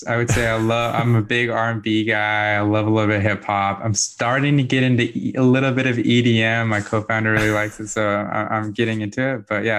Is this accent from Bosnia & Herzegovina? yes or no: yes; Bosnia & Herzegovina; also born or lived in Germany; now in United States; So I'm originally from Bosnia, from Europe. So I immigrated to the States back in 1997.